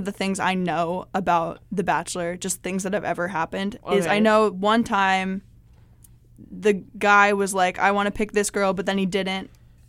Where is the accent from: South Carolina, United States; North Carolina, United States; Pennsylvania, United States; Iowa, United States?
Iowa, United States; Des Moines; I am. Oh, yep. Yeah. I'm from Des Moines.